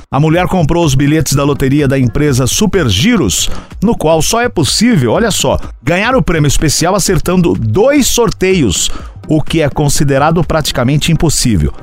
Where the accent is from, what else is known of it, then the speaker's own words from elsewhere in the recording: Santa Amélia, Paraná, Brazil; moved away; Minha querida Paraná, que eu nasci em Santa Amélia, aí no Paraná